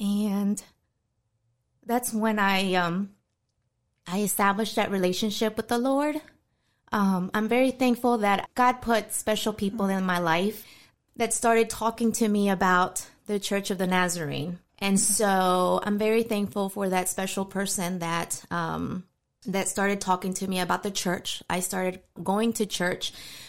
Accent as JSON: {"language": "English", "town": "New York City", "region": "New York", "country": "United States", "tie": "born there", "also_born_or_lived": "Florida", "said": "I was born in New York City, the Bronx. My parents are originally from Mexico. They arrived here to the States from 1984."}